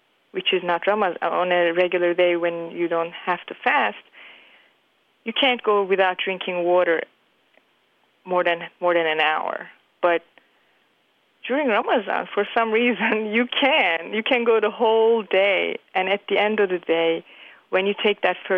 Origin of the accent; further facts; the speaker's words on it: Turkey; now in New York City, United States; I am from Turkey, and I've been living in the United States in New York City for the past 20-something years